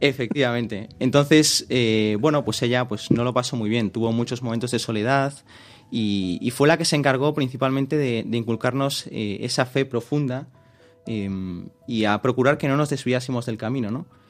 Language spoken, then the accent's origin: Spanish; Vigo, Galicia, Spain; also born or lived in Madrid; soy de Vigo, nací en Madrid, pero bueno, vivo en Vigo